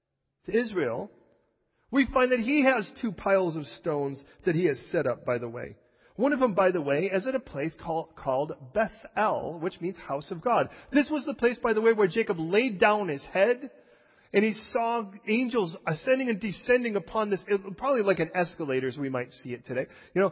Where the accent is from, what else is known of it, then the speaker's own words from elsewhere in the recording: England, United Kingdom; born there; I'm just English. I was born here.